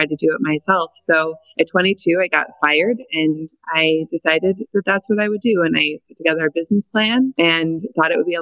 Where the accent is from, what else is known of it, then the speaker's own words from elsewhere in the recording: Montana, United States; moved away as an adult; also born or lived in Washington State; I moved to Washington State from Montana, where I grew up